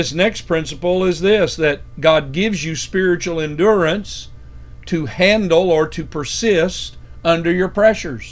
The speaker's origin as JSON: {"language": "English", "country": "United States", "said": "as American Christians"}